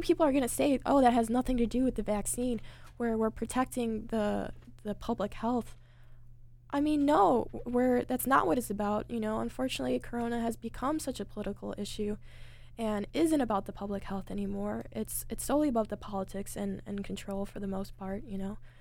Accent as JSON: {"language": "English", "country": "United States", "said": "as an American"}